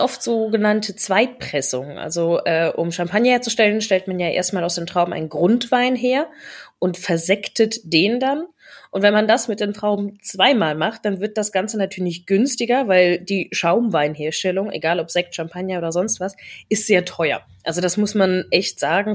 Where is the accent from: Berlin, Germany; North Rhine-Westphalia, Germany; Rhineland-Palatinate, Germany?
Rhineland-Palatinate, Germany; moved away; ich komme aus der Pfalz ursprünglich